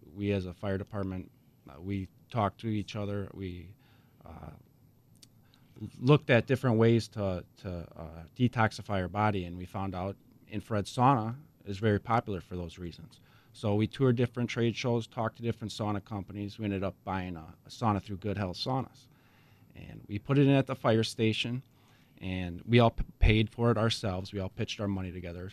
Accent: Racine, Wisconsin, United States; also born or lived in Hales Corners, Wisconsin / Mukwonago, Wisconsin / Oconomowoc, Wisconsin; I grew up in Racine

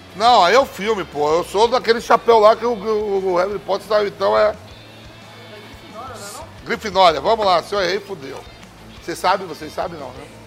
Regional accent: Bahia, Brazil; Salvador, sou baiano

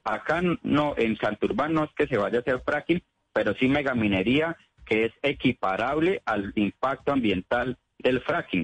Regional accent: Colombia; como colombianos

